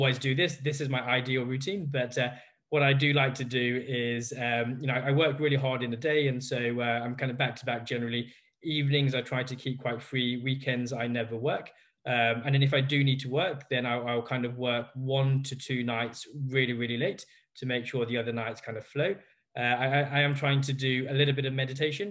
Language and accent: English; Leicester, East Midlands, United Kingdom; I was born in Leicester